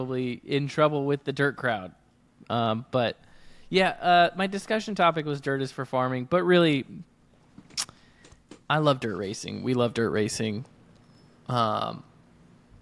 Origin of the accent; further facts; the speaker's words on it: Iowa, United States; my home state of Iowa